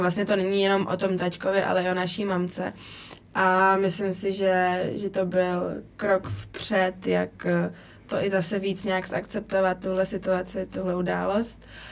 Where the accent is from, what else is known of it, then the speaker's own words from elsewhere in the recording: Brno, South Moravian Region, Czechia; now in Italy; u nás v Brně uh, na té hale za Lužánkama